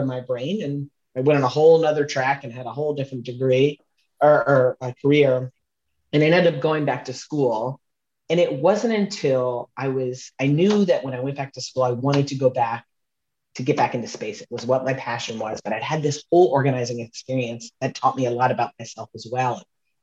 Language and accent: English; Southern Louisiana, United States; I grew up in Southern Louisiana, and when I was a kid